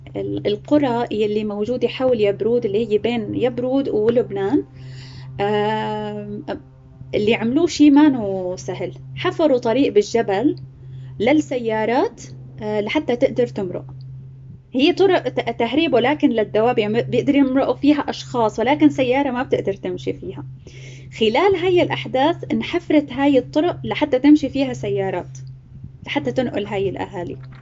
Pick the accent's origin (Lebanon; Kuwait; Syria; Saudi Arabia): Syria; Homs, Homs Governorate; moved away as an adult; also born or lived in Aleppo; now in Turkey; اني من آه، من حمص